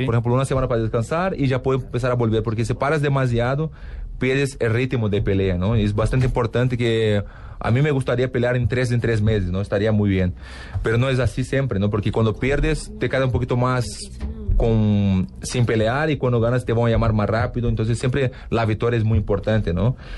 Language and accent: Spanish; Porto Alegre, Rio Grande do Sul, Brazil; Spanish is a second language; now in Los Angeles, United States; yo soy de Porto Alegre